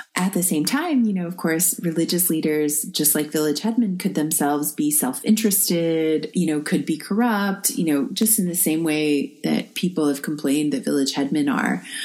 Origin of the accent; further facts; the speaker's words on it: United States; as an American living under the Trump administration